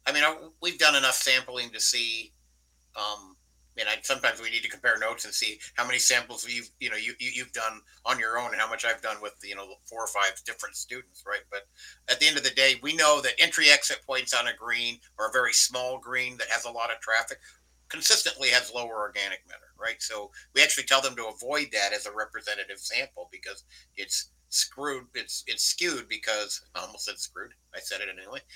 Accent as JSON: {"language": "English", "region": "New Mexico", "country": "United States", "said": "New Mexico, my home state"}